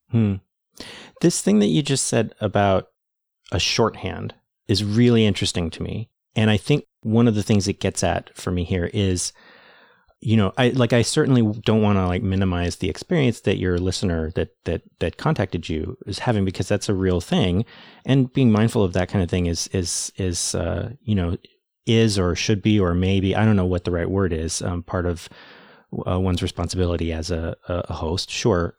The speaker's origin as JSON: {"language": "English", "country": "United States", "said": "I'm American"}